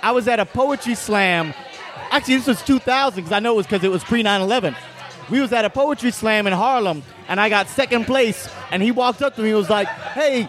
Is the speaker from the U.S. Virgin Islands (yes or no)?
yes; U.S. Virgin Islands; moved away; I grew up in St. Croix in the U.S. Virgin Islands, and I came here to be an actor.